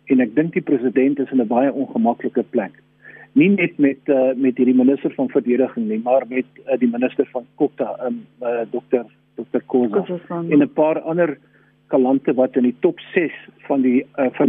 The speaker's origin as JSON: {"language": "Afrikaans", "country": "South Africa", "said": "Black Lives Matter is ook belangrik vir ons as Suid-Afrikaners. Ons ken ook 'n lang geskiedenis van eksploitasie, onderdrukking, rasisme ensovoorts."}